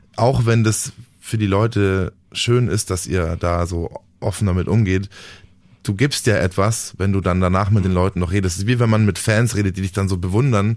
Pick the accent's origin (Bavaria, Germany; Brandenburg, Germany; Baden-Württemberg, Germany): Bavaria, Germany; Dachau; also born or lived in Munich; Ich komme aus München. Ich lebe da auch schon, schon immer. Ich bin geboren in Dachau im Norden von München und äh, wohne da immer noch